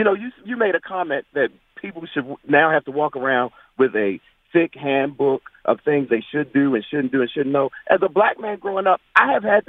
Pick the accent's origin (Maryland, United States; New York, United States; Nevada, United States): Maryland, United States; Baltimore; I'm from Baltimore, and I work in Annapolis, and I'm right up the street from the Naval Academy.